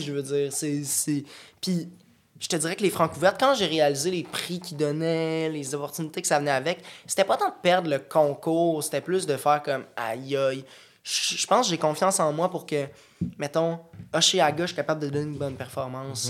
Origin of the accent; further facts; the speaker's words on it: Boucherville, Quebec, Canada; On vient de la Rive-Sud. Moi, je viens de Boucherville